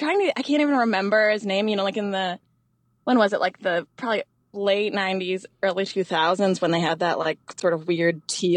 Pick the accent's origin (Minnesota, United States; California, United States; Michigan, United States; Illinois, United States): Michigan, United States; Ann Arbor; I grew up in southeastern Michigan. I'm from Ann Arbor, Michigan.